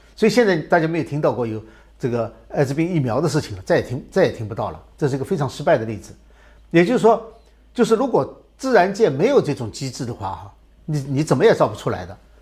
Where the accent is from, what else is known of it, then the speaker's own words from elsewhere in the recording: China; 我们中国人